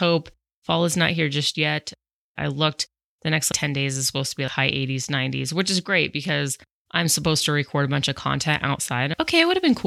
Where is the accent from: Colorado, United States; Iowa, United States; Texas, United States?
Colorado, United States; also born or lived in New York City; I was born and raised in Colorado. I did spend 8 years in New York City